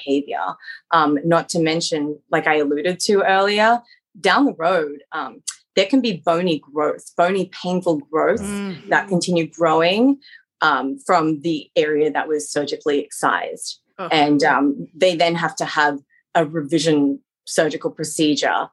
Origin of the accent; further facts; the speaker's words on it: Australia; moved away as an adult; now in United States; I'm originally from Australia, where I also practice as a veterinarian